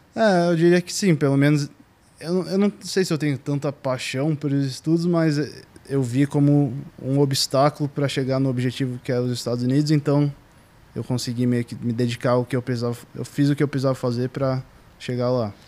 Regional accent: São Paulo, Brazil; moved away as an adult; also born or lived in New York, United States; eu morei minha vida inteira aqui em São Paulo

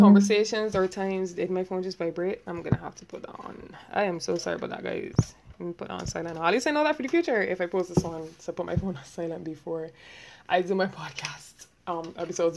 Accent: Barbados; accent: Bajan; I'm from Barbados

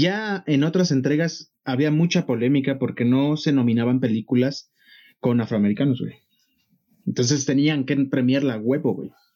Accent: Mexico; para uno como mexicano

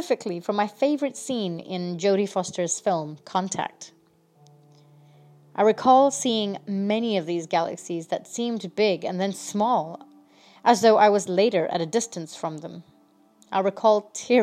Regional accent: India; I'm from India

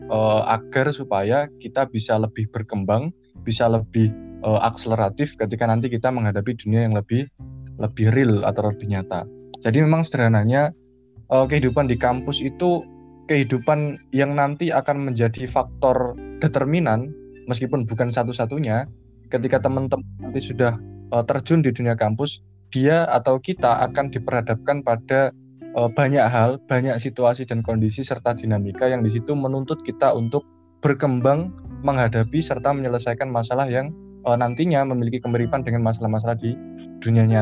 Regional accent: Jepara, Central Java, Indonesia; now in Surabaya, Indonesia; Aku asli Jepara, Jawa Tengah. Sekarang kuliah di program studi Ilmu Sejarah Fakultas Ilmu Budaya Universitas Erlangga Surabaya.

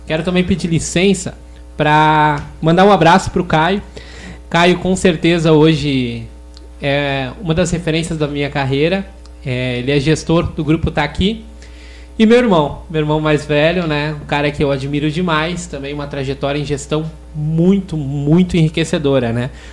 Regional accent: Igrejinha, Rio Grande do Sul, Brazil; also born or lived in Gramado; tenho 31 anos e sou de Igrejinha

